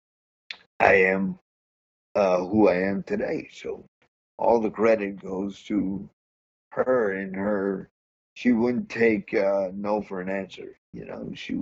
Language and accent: English; New Jersey, United States; moved away; I'm originally from New Jersey, so I got diagnosed up there